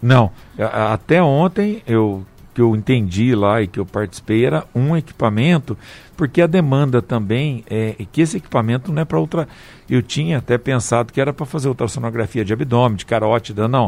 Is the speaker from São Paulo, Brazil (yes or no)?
yes; Paraibuna, São Paulo, Brazil; moved away; eu atendo toda sexta em Paraibuna. Manhã é dia de eu ir lá para minha terrinha.